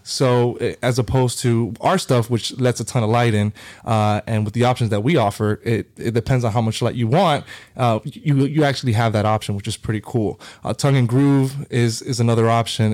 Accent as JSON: {"language": "English", "town": "Hialeah", "region": "Florida", "country": "United States", "tie": "born or raised there", "also_born_or_lived": "New York", "said": "grew up in Miami my whole life, uh, Hialeah"}